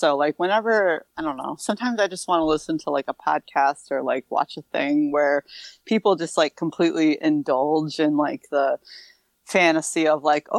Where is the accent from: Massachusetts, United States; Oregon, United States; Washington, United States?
Massachusetts, United States; accent: Massachusetts; I'm talking in my Massachusetts accent.